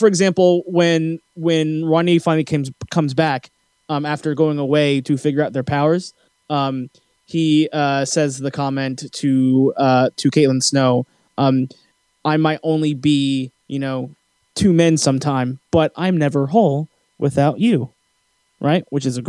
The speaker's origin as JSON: {"language": "English", "country": "Philippines", "said": "the prince in Brandy's Cinderella is Filipino, and I'm Filipino, so I had to do it."}